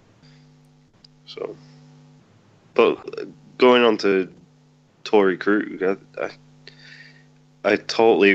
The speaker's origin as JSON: {"language": "English", "region": "England", "country": "United Kingdom", "said": "me being English"}